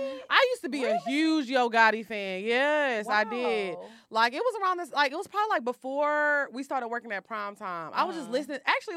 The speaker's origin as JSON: {"language": "English", "town": "Orange", "country": "United States", "tie": "born or raised there", "said": "I grew up with Jim. Like, we grew up in Orange together."}